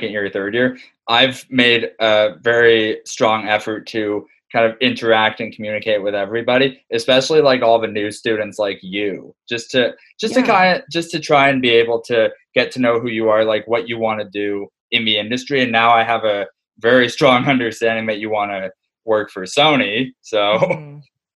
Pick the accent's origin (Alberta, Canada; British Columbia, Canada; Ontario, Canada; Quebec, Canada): Ontario, Canada; Aurora; I still live in my hometown of Aurora, Ontario